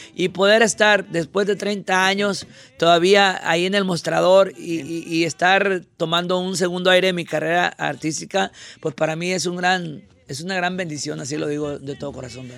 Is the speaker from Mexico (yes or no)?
yes; Concordia, Sinaloa, Mexico; Yo soy de Concordia, Sinaloa, un pueblo